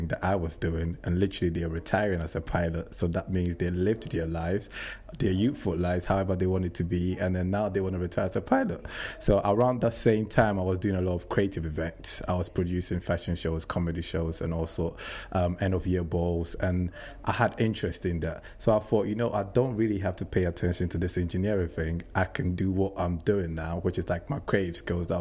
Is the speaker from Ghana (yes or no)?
yes; Accra, Greater Accra, Ghana; moved away as an adult; now in England; I was born and raised in Ghana to a very Christian family in Accra